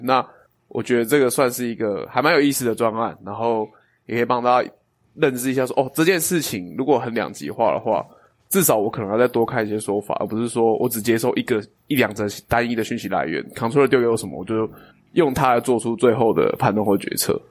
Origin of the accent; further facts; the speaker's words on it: Chiayi, Taiwan; moved away; 我的， 我的故乡在嘉义